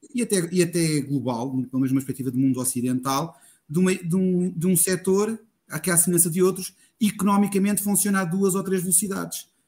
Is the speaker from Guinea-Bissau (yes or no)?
no; Coimbra District, Portugal; sou do Distrito de Coimbra